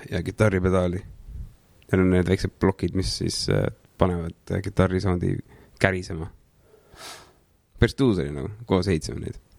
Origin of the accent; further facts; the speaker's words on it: Saare County, Estonia; also born or lived in Tallinn / Saue; mingi üheksakümnendate alguses vist kolisime Saaremaale mu papsi vanemate juurde